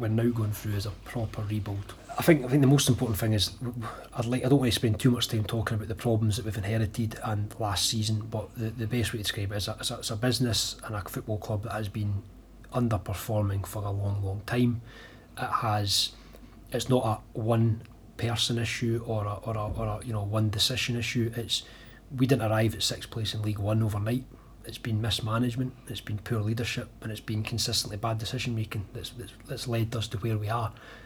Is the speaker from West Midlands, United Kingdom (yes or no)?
no; Falkirk, Scotland, United Kingdom; someone who's spent my whole life living and growing up in Falkirk